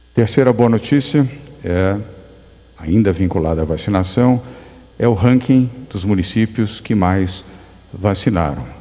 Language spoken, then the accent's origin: Portuguese; Brazil; como brasileiro e como governador de São Paulo